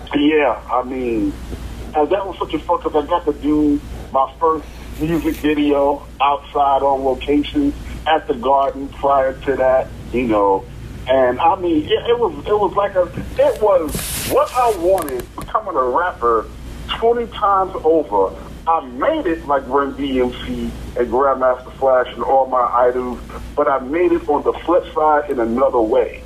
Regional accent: New York City, New York, United States; New York, where I'm from New York, from Brooklyn

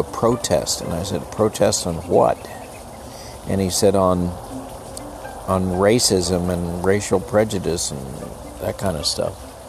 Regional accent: El Paso, Texas, United States; I grew up in El Paso, in grade school in the 50s. When I went to grade school in El Paso, it was probably 60-70% Hispanic.

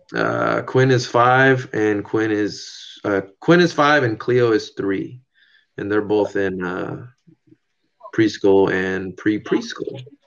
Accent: San Diego, California, United States; moved away as an adult; now in Washington, United States; My wife and I grew up grew up in San Diego.

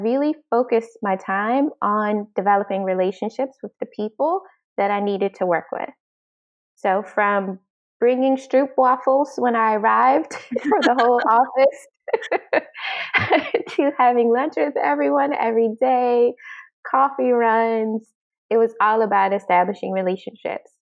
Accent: Washington, District of Columbia, United States; moved away as an adult; now in Amsterdam, Netherlands; I'm originally from the Washington, D.C. area in the United States, and I'm currently located in Amsterdam, the Netherlands.

